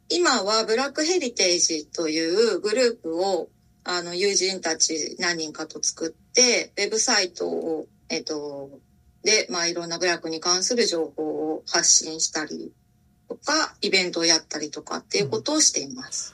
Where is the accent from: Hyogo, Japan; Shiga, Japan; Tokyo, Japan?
Tokyo, Japan; 私は東京でえー、生まれ育って今も東京に住んでいるんです